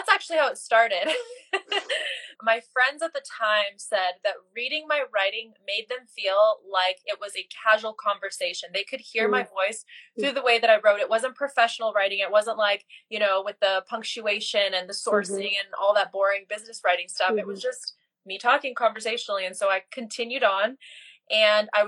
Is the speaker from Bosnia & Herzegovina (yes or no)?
yes; Bosnia & Herzegovina; now in United States; I'm originally from Bosnia, came here to the US as a refugee back in the early 90s